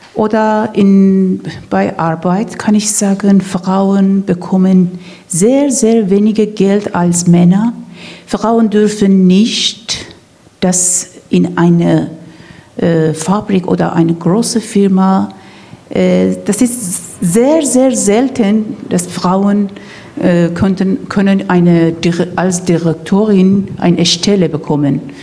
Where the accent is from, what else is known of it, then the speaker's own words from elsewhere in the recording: Iran; German is a second language; moved away as an adult; now in Rostock, Germany; Ich als ein Iranerin